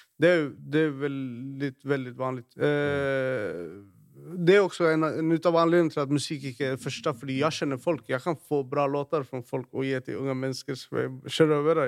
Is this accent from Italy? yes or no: no; Stockholm, Stockholm County, Sweden; now in Norway; jeg vokste opp i, i, i Rinkeby